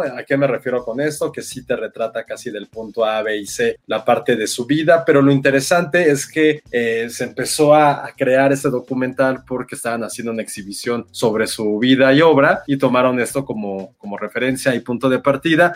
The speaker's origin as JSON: {"language": "Spanish", "country": "Mexico", "said": "nosotros como mm. mexicanos que siempre tenemos esta parte también de dolor"}